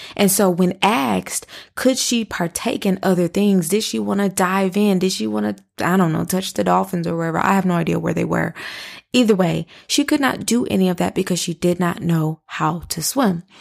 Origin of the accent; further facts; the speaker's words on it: Flint, Michigan, United States; moved away; I am from Flint, Michigan. All of our families live in Flint, Michigan